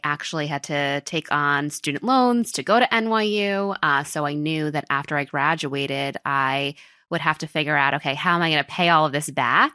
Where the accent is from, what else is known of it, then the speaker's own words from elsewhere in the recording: New York, United States; moved away as an adult; now in Miami, United States; I was born and raised in New York in a town called Riverdale, which is in the Bronx